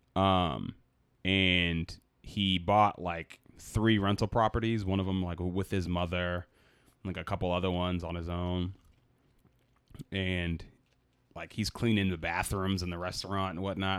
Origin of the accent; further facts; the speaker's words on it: Boston, Massachusetts, United States; I'm from Boston